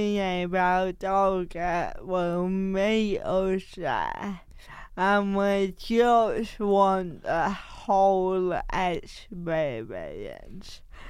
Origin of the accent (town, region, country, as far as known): Bridlington, Yorkshire and the Humber, United Kingdom; born or raised there; moved away